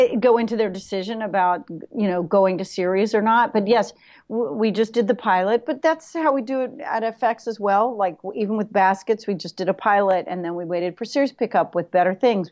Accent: New York, United States; I'm a New Yorker

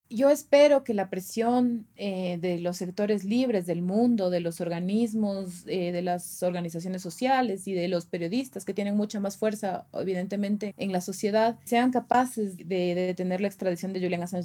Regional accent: Quito, Pichincha, Ecuador; esta es, es mi tierra, la tierra por la que vale la pena seguir

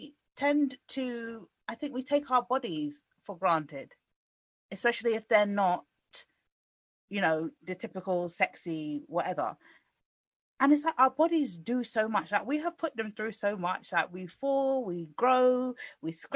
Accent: United Kingdom; I guess we're just British.

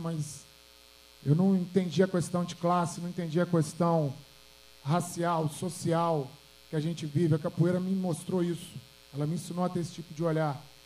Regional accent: Belo Horizonte, Minas Gerais, Brazil; eu sou do Alto Veracruz, Zona Leste de BH aqui

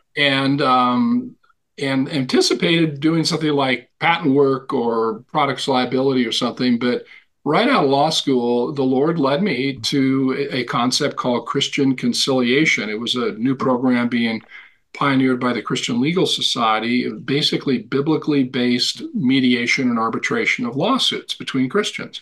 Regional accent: Montana, United States; Born and raised in Montana, sort of a cowboy macho culture

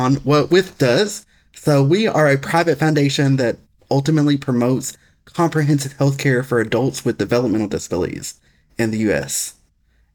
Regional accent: Alabama, United States; accent: Southern; also born or lived in Tennessee; That accent you hear is because I grew up in Alabama, and I'm Southern

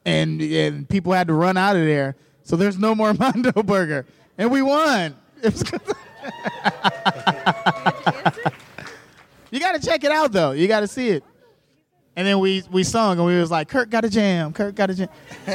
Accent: Chicago, Illinois, United States; I'm from Chicago

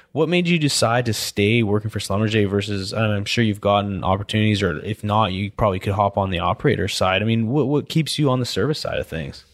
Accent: British Columbia, Canada; now in Houston, United States; I grew up in British Columbia where I snowboarded all winter

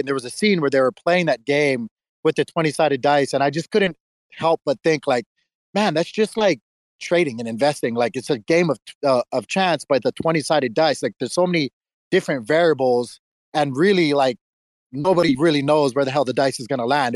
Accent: Hawaii, United States; moved away as an adult; now in Tennessee, United States; I'm originally from Hawaii, uh, and moved out here about when I was 21 years old

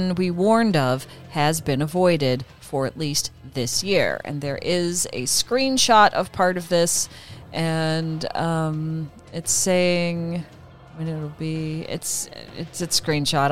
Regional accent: Midwest, United States; now in California, United States; Sean and I grew up in the Midwest

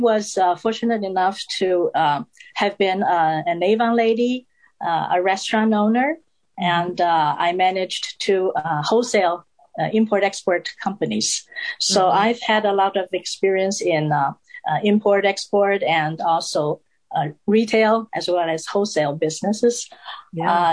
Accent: Taiwan; English is a second language; also born or lived in Arlington, Virginia; now in United States; And in my hometown in Taiwan, the education system is also very different

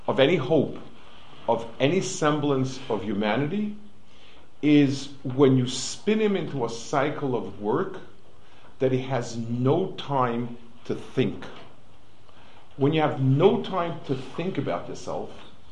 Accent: New York City, New York, United States; moved away; I grew up on the Lower East Side

